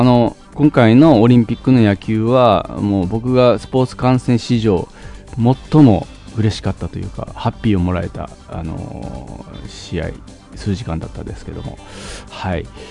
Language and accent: Japanese; Fukuoka, Japan; now in Tokyo, Japan; 福岡出身なんであのソフトバンクホークスをめちゃくちゃ応援してて